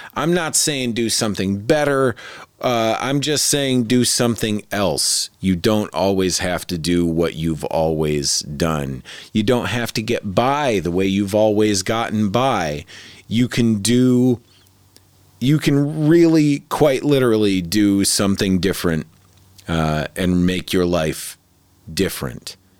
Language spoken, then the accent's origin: English; Michigan, United States; I grew up in Michigan